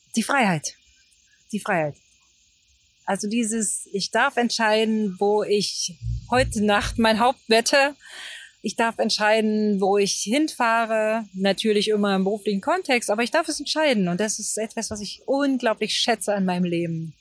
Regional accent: East Germany, Germany; die Gebäude in der D D R, die ich kannte

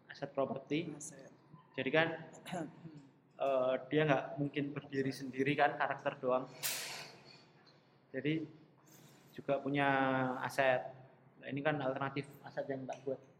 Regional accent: Solo, Central Java, Indonesia; born there; kalau background aku karena Sinister lahir di Solo aku terinspirasinya dari beberapa eh, bangunan-bangunan uh, di Solo

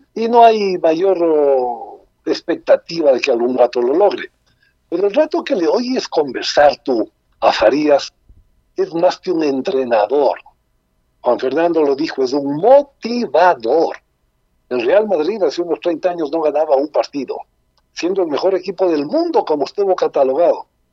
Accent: Ecuador

